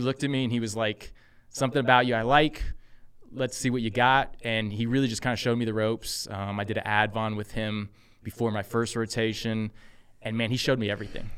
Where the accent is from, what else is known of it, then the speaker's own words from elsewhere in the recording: Texas, United States; moved away as an adult; also born or lived in San Francisco; I'm originally from Texas, um, grew up there.